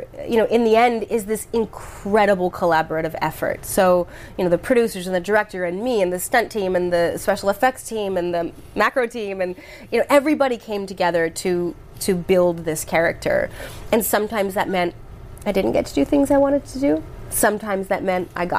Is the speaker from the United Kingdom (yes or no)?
no; Canada; moved away as an adult; also born or lived in Hawaii; I'm from Canada.